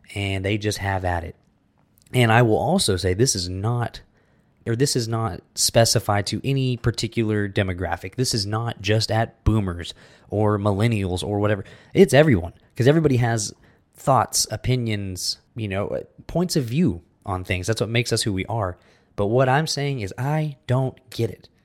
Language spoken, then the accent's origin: English; United States; now in Texas, United States; we're American